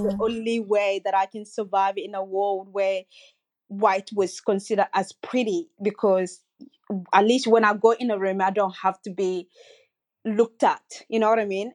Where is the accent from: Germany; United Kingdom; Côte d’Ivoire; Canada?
Côte d’Ivoire; also born or lived in Guinea; now in Sydney, Australia; I grew up in Cote d'Ivoire and I also grew up in Guinea with my mom